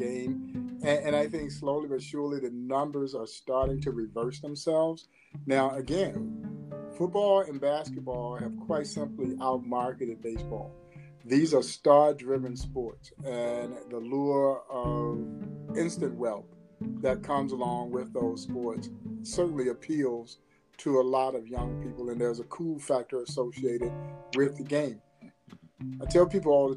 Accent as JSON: {"language": "English", "town": "Crawfordville", "region": "Georgia", "country": "United States", "tie": "born or raised there", "also_born_or_lived": "Parkville, Missouri", "moved": "as an adult", "said": "growing up in Crawfordville"}